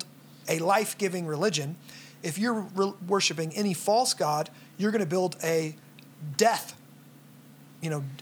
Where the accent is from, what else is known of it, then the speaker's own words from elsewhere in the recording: United States; I'm from America.